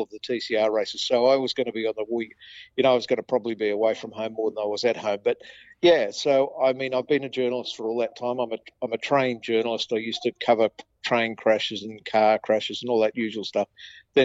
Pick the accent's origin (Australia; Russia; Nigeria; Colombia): Australia; Campbelltown, New South Wales; when I was young growing up in Campbelltown